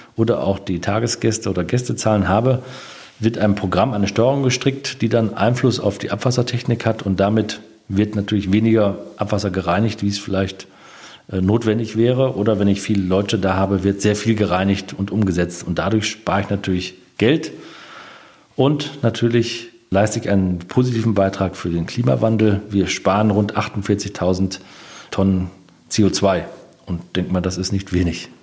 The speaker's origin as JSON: {"language": "German", "town": "Korbach", "region": "Hesse", "country": "Germany", "tie": "born or raised there", "also_born_or_lived": "Stormbruch (birthplace)", "lives_now": "Diemelsee, Germany", "said": "Ich bin gebürtiger Stormbucher, aber meine Eltern haben in Korbach gebaut."}